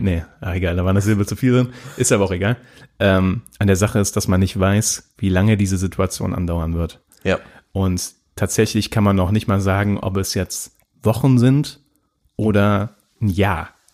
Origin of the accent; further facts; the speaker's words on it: Germany; wir als Deutsche